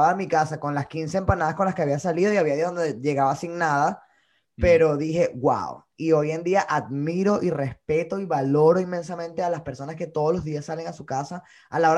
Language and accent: Spanish; Colombia; now in New York, United States; Bueno, hoy en día me encuentro en Nueva York. Eh, tengo ya tres años acá desde que emigré de Colombia.